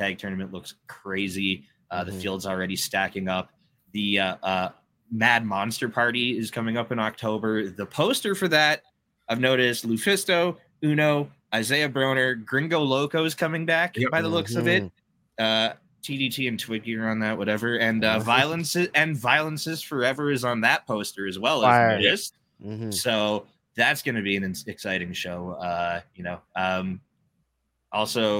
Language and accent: English; Hamilton, Ontario, Canada; my hometown guys from here in Hamilton, Ontario